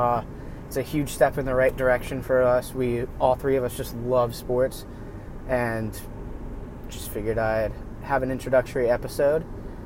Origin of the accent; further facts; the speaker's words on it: Ohio, United States; now in Maryland, United States; I'm from Ohio originally. We all live in the same area now in Maryland. But since I'm from Ohio, my roots are Ohio.